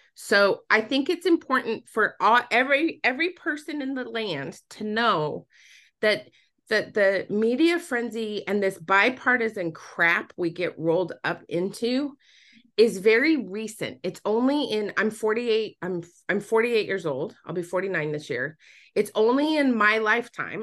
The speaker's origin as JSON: {"language": "English", "region": "Utah", "country": "United States", "tie": "born or raised there", "moved": "yes", "said": "I was born and raised in Utah"}